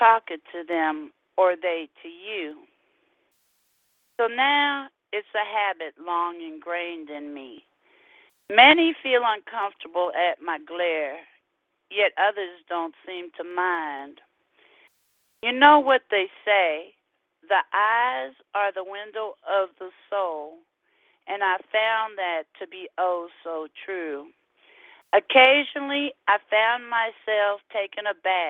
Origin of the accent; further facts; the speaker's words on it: California, United States; now in Houston, United States; we're from California